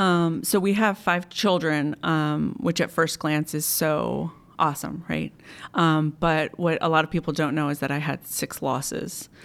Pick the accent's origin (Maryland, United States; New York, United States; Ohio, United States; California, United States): Maryland, United States; Montgomery County; moved away as an adult; now in Timonium, United States; I grew up in Montgomery County